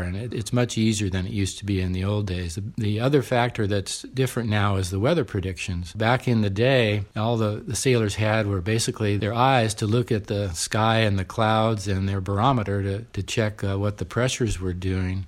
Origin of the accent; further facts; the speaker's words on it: San Diego, California, United States; also born or lived in Orange County; I grew up in San Diego, so I went to U C San Diego undergrad